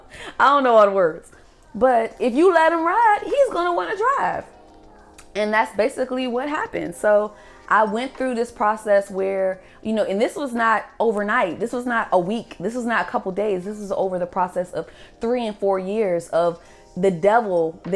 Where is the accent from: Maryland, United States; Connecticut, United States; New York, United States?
Maryland, United States; moved away as an adult; now in Georgia, United States; I grew up in Maryland. I grew up in the DMV